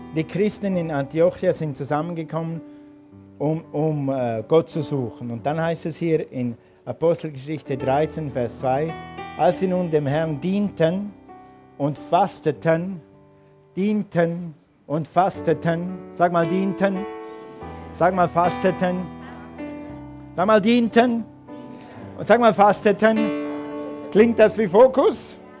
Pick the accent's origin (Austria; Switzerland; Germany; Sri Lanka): Switzerland; als Schweizer